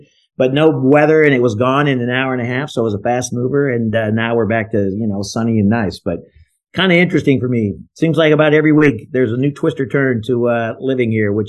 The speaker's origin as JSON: {"language": "English", "town": "Algona", "region": "Iowa", "country": "United States", "tie": "born or raised there", "moved": "yes", "lives_now": "Florida, United States", "said": "I grew up in Algona, Iowa."}